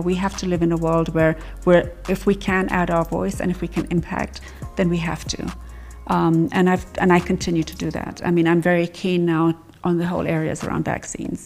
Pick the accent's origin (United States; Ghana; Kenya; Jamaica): Kenya; I'm I'm just Kenyan